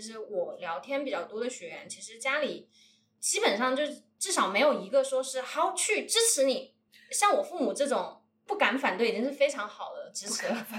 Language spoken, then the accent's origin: Chinese; Wuhan, Hubei, China; 她是我们武汉人